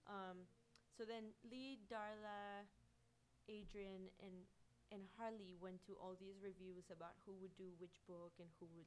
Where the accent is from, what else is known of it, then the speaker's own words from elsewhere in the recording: Guanajuato, Mexico; guanajuato like my hometown is like one of my favorite places in the world